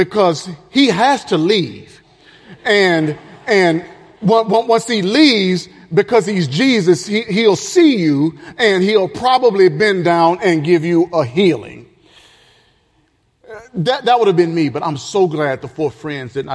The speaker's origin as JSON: {"language": "English", "region": "the South", "country": "United States", "said": "I'm from the South."}